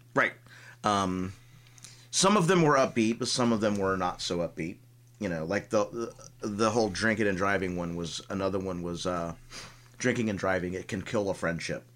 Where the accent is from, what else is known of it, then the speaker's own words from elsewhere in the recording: Tampa, Florida, United States; growing up in Tampa